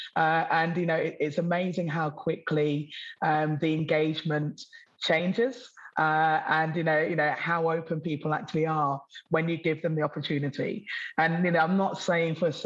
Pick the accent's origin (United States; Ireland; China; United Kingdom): United Kingdom; Newark-on-Trent, East Midlands; now in Sydney, Australia; I grew up in Middle England, historical Newark on Trent